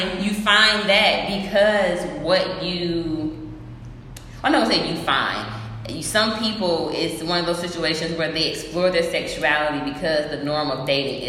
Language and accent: English; Atlanta, Georgia, United States; moved away; I'm from Atlanta.